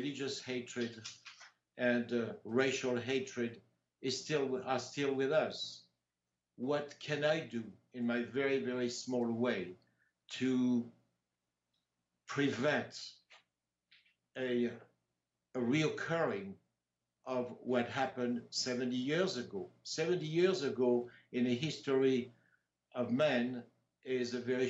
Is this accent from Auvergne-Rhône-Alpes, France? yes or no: no; Compiègne, Hauts-de-France, France; now in Tahoe, United States; In Compiègne, which is my hometown